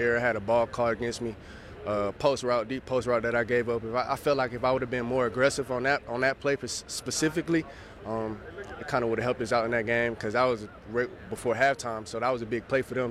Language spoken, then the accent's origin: English; the South, United States; moved away as an adult; now in Canada; coming up from down south, coming up here in Canada